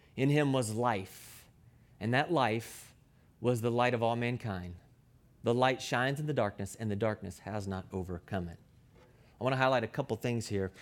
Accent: Louisville, Kentucky, United States; I was born and raised in Louisville, Kentucky

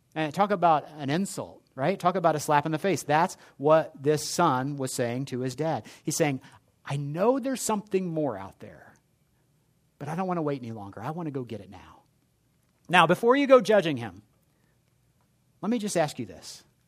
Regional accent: Indianapolis, Indiana, United States; I grew up in Indianapolis

